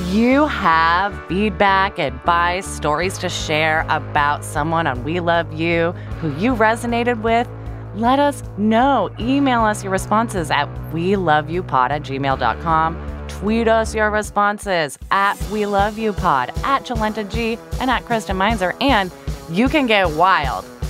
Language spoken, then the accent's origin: English; Midwest, United States; accent: Midwestern